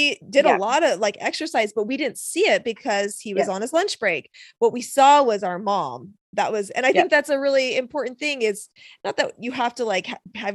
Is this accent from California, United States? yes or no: no; Seattle, Washington, United States; I grew up in Seattle, lived in Seattle, graduated from Seattle. That was all I ever knew